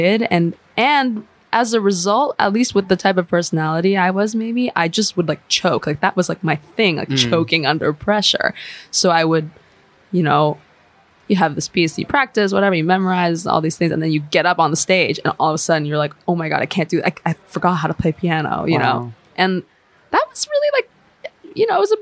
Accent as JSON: {"language": "English", "area": "Bay Area", "region": "California", "country": "United States", "tie": "born or raised there", "also_born_or_lived": "Chicago, United States", "said": "And then moved to California. And that's where I lived and grew up. So I lived in the Bay Area"}